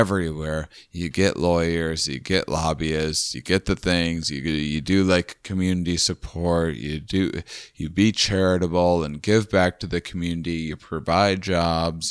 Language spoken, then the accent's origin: English; Midwest, United States; we're all from the Midwest